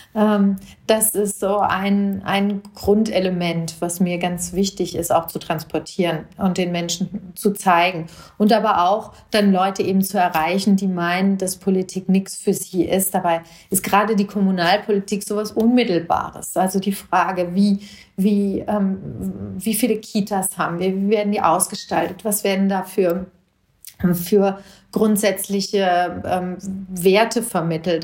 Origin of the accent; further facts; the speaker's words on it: Hinterland, Hesse, Germany; now in Marburg, Germany; Ich bin in Marburg geboren, ich bin in, im Hinterland aufgewachsen.